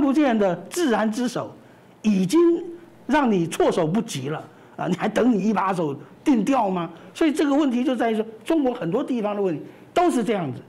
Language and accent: Chinese; Taiwan; 我们在台湾生成长生活，台湾人你能够接受这样的一种政府吗？